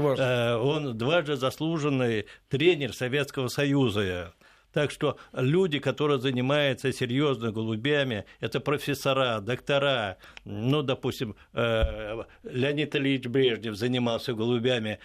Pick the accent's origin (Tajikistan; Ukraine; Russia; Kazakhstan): Russia; Moscow; Я уроженец непосредственно вот этого вот Перервы, то есть сейчас район Печатники